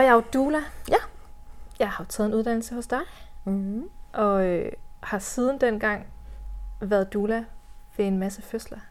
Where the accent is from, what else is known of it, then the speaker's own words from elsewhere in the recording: Hvide Sande, Central Denmark Region, Denmark; also born or lived in Copenhagen / Central Jutland / North Jutland; now in Hjørring area, Denmark; jeg er vokset op i Hvide Sande